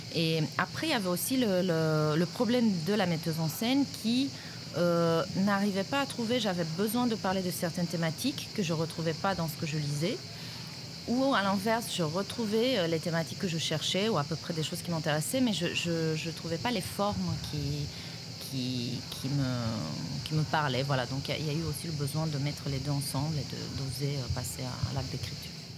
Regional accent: Romania; moved away as an adult; now in France; je suis toujours, euh, en lien avec, euh, mon pays d'origine

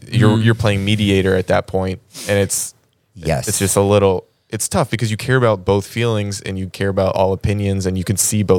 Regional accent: Georgia, United States; now in Los Angeles, United States; I'm from Georgia.

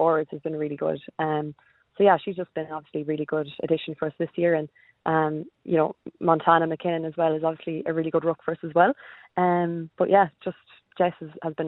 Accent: Bohola, Connacht, Ireland; moved away as an adult; now in Adelaide, Australia; we're from County Mayo, in a tiny little village called Bohola

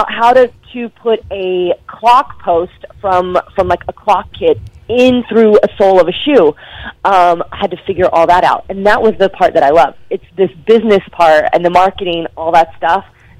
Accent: Dallas, Texas, United States; So I asked her, in Dallas, because I'm from Dallas, Texas, there's the Dance Council

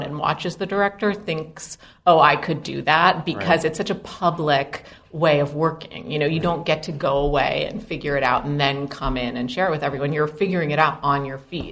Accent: New York City, New York, United States; I grew up in Brooklyn

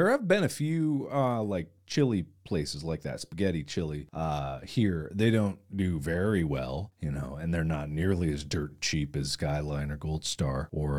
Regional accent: Cincinnati, Ohio, United States; Look, I'm from Cincinnati. I've had so many different pizza places.

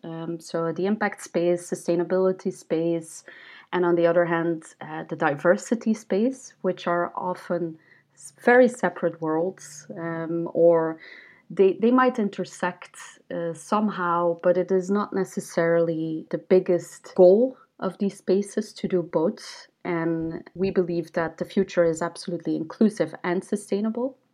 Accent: Ghent, Flanders, Belgium; also born or lived in New York, United States; I set up a startup hub in Ghent, which is my hometown

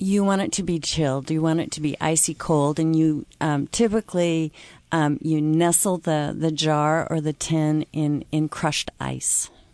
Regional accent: Pacific Northwest, United States; being from the Pacific Northwest

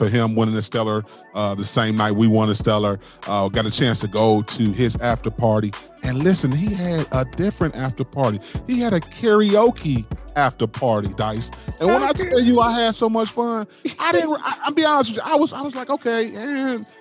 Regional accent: Cleveland, Ohio, United States; I'm from Cleveland

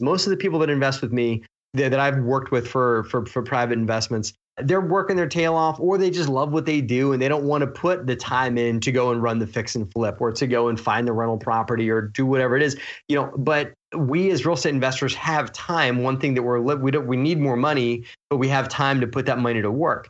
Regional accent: Baltimore, Maryland, United States; I grew up in Baltimore

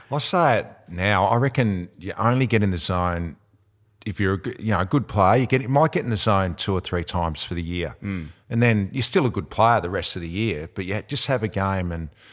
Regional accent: Devonport, Tasmania, Australia; I'm from Devonport

